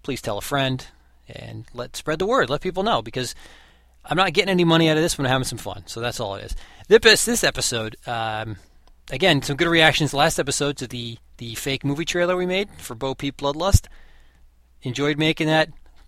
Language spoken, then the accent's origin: English; United States; I'm an American. That's what I am. I was born here.